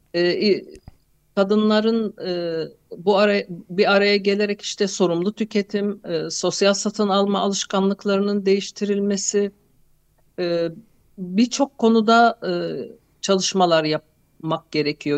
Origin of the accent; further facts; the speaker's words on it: Hatay, Turkey; Hatay'da doğup büyüdüm